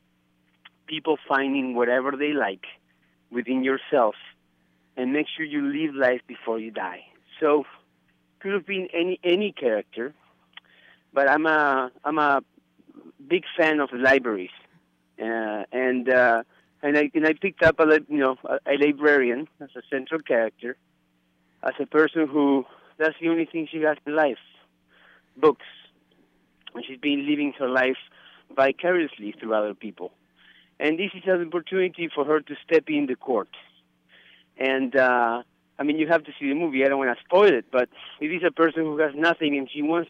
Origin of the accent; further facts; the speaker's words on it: Uruguay; English is a second language; I am from Uruguay, hence my accent